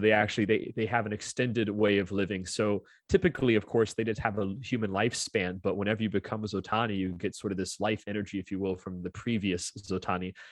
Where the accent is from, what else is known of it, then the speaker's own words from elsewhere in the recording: Orlando, Florida, United States; I'm born and raised in Orlando